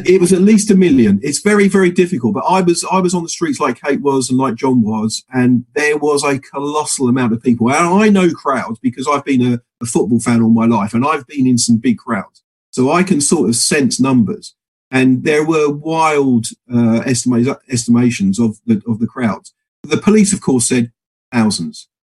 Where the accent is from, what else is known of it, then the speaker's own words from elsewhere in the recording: Milton Keynes, South East England, United Kingdom; in Milton Keynes, my hometown